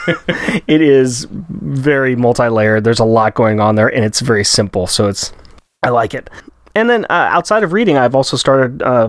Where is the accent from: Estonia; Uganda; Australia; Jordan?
Australia